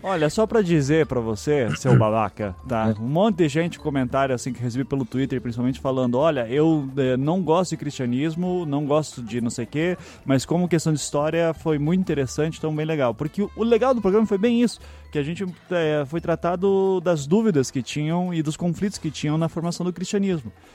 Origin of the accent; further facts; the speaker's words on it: Curitiba, Paraná, Brazil; accent: Curitibano; also born or lived in Northeast Brazil; Eu só nasci lá, com seis meses de vida já tava em Curitiba